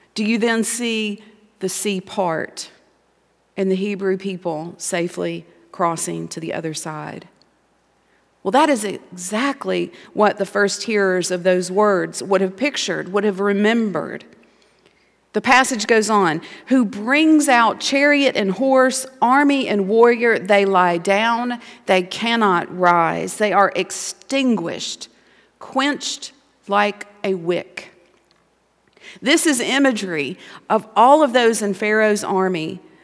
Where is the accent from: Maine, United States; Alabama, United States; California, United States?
Alabama, United States; Montgomery; moved away as an adult; I grew up in Montgomery, Alabama